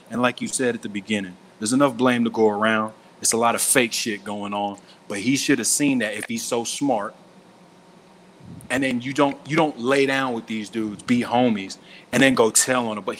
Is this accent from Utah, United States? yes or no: no; Miami, Florida, United States